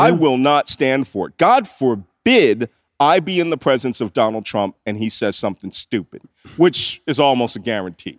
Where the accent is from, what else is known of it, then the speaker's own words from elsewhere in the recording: Philadelphia, Pennsylvania, United States; I'm from Philadelphia